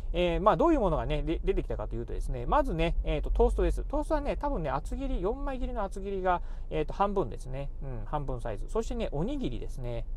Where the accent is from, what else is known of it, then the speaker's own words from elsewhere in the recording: Kochi, Japan; moved away as an adult; 生まれと育ち、えー、高校卒業までね、高知県でね、え生まれ育ちました